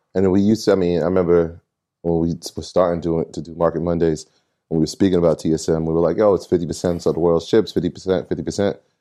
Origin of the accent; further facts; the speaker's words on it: China; I'm from China